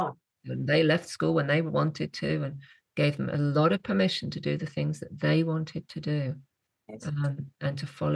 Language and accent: English; England, United Kingdom; moved away as an adult; also born or lived in West Cork, Ireland; as an English woman